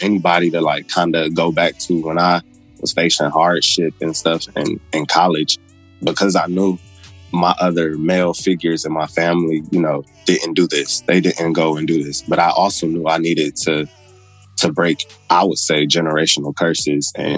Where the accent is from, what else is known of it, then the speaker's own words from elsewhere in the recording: Detroit, Michigan, United States; now in Memphis, United States; I grew up, born and raised in Detroit